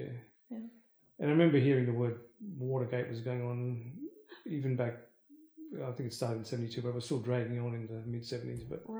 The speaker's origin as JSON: {"language": "English", "country": "India", "moved": "yes", "said": "Yeah, because we came over from India with a sweet tooth, and it's surprising I actually still have teeth now because we used to have so much sugar in our diets."}